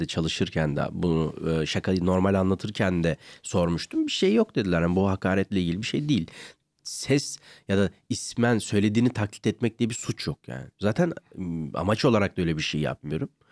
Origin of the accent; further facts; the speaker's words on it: Ankara, Turkey; ben bir de Ankaralıyım.